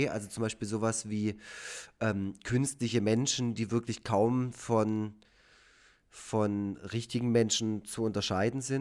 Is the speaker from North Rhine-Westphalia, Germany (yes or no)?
no; Baden-Württemberg, Germany; Ich, ich als Schwabe.